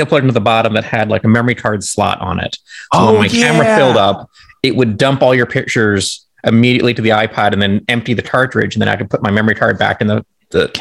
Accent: Nebraska, United States; growing up in Nebraska

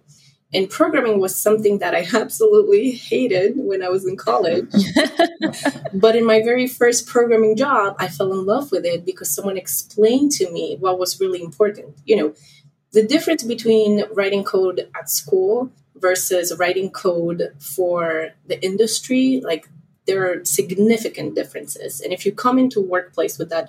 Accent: Poland; moved away as an adult; now in United States; I'm originally from Poland

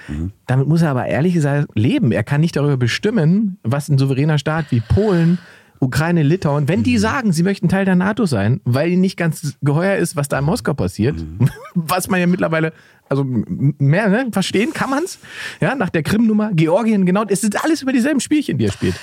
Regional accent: Germany; wir können uns natürlich hinstellen als Deutsche

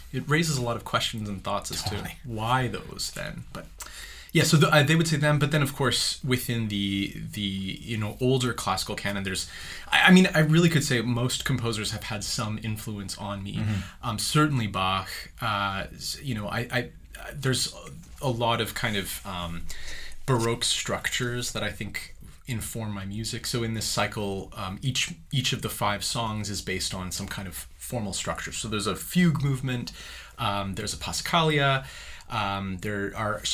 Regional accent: small farming community in Ontario, Canada; there's even a festival in my hometown, for the festival of the wolf

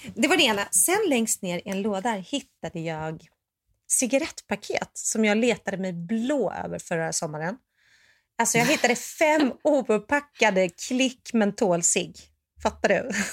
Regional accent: Sweden; moved away; also born or lived in Los Angeles; Jag är svensk

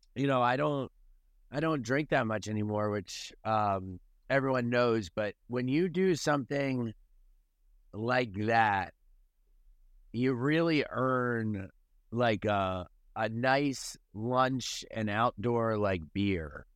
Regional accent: Delaware, United States; now in Charleston, United States; I'm from Delaware, which is a flat state

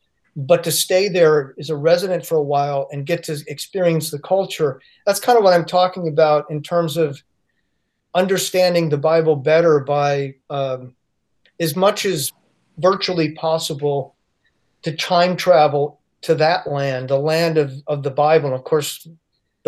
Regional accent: United States; I'd been accustomed to living in and growing up in the United States

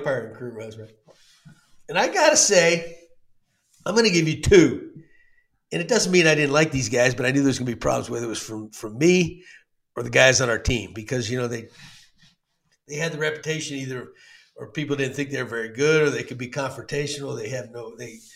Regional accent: Texas, United States; I grew up in Texas

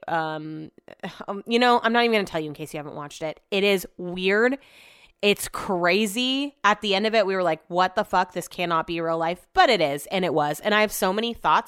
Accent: Sacramento, California, United States; I grew up in Sacramento

